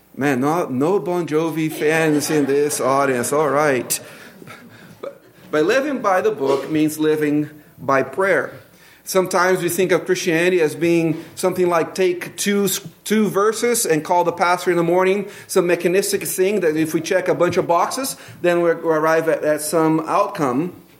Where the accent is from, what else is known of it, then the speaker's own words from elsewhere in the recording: Brazil; accent: Brazilian; English is a second language; moved away; my Brazilian accent